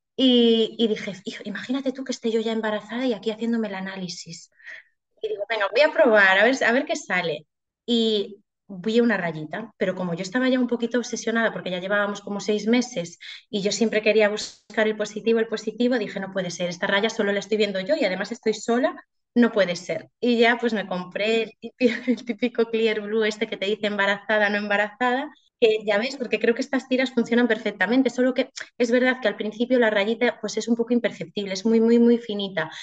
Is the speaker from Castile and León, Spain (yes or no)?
no; Galicia, Spain; moved away as an adult; also born or lived in Madrid / Ourense; nos volvimos para Galicia